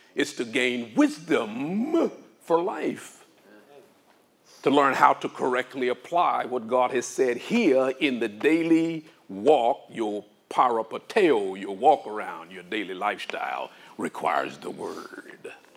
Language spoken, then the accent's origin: English; Arkansas, United States; I grew up in Arkansas.